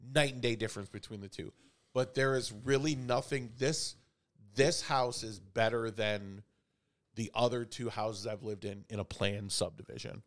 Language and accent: English; Chicago, Illinois, United States; I grew up in Chicago